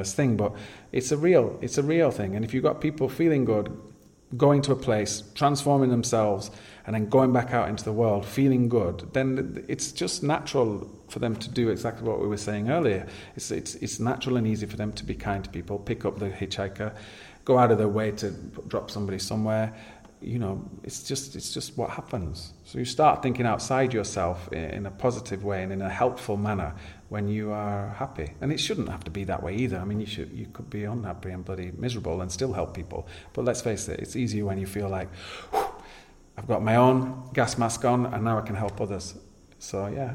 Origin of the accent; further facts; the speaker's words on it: Yorkshire and the Humber, United Kingdom; now in Ibiza, Spain; being a Yorkshire man and it being down the road from where I grew up.